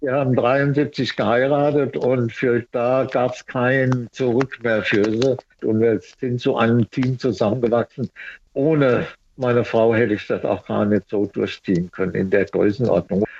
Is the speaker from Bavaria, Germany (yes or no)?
no; Mainz, Rhineland-Palatinate, Germany; ich bin ja Mainzer und bin 40 geboren